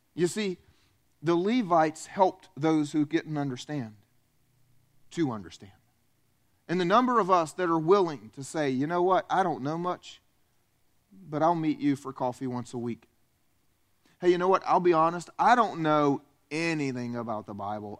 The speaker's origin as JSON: {"language": "English", "region": "the South", "country": "United States", "tie": "born or raised there", "also_born_or_lived": "Romania", "said": "I was raised in the South, where food groups are like chocolate, french fries, and hamburgers"}